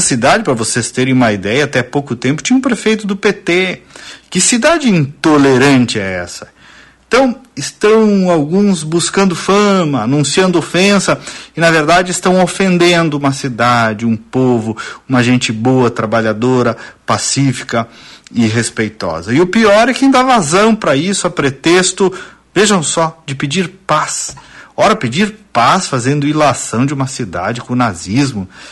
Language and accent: Portuguese; Casca, Rio Grande do Sul, Brazil; minha cidade natal, Casca